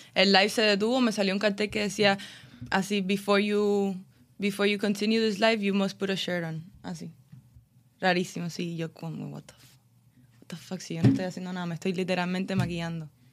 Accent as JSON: {"language": "Spanish", "country": "Cuba", "lives_now": "Miami, United States", "said": "Está el cubano normal, el que le gusta el cubaneo, como yo"}